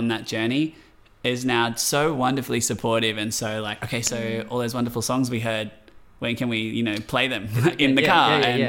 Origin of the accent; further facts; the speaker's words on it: Blue Mountains, New South Wales, Australia; I grew up down south in the Blue Mountains